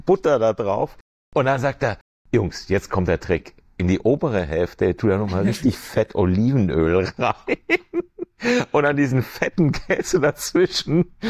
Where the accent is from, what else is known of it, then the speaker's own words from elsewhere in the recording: Germany; moved away as an adult; also born or lived in Switzerland / Frankfurt; now in Venice, United States; ich bin Deutscher, ich will auch den deutschen Pass